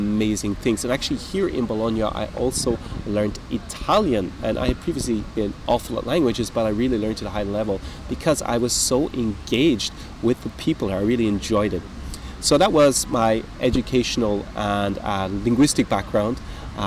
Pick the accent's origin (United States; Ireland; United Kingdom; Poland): Ireland; I'm Irish-British. I was born in Ireland